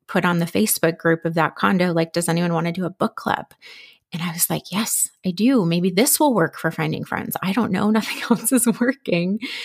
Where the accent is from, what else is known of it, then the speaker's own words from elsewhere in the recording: Minnesota, United States; moved away as an adult; also born or lived in Philadelphia; now in Dallas, United States; we're actually originally from Minnesota